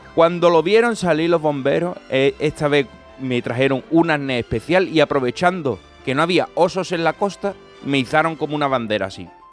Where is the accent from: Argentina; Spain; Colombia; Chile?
Spain; province of Cádiz, Andalusia; zona cercana a mi tierra, la línea, bueno, en Cádiz, de la provincia